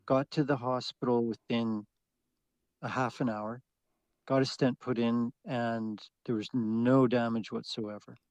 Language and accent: English; Canada; as a Canadian